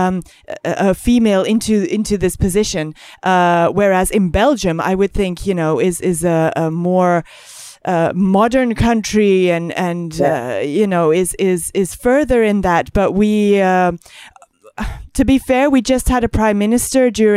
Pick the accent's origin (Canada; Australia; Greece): Greece; I grew up in Greece